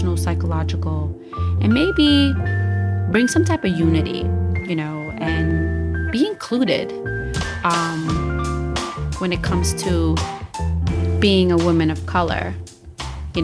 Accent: New York City, New York, United States; I'm from New York City

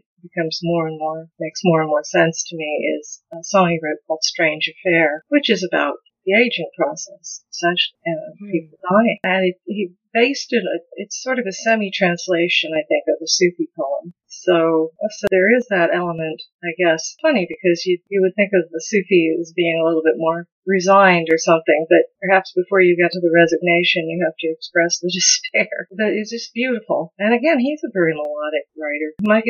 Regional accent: the Ozarks, United States; accent: not Ozarks accent; My parents were from Nebraska and Kansas, so I don't have the Ozarks accent, for example, even though I lived here since I was 5 and a half.

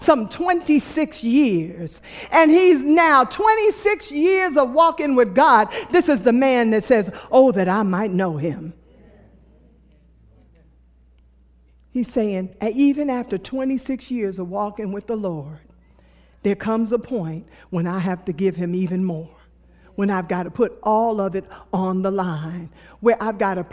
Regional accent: New York City, New York, United States; I was born and raised in Brooklyn, New York

